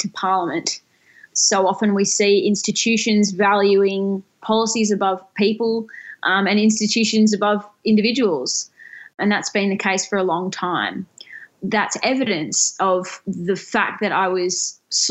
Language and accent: English; Tasmania, Australia; the University of Tasmania, which is the only university in my home state